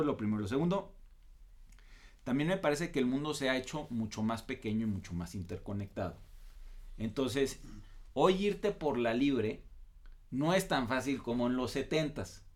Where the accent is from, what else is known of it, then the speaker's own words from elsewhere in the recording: Mexico; nosotros como mexicanos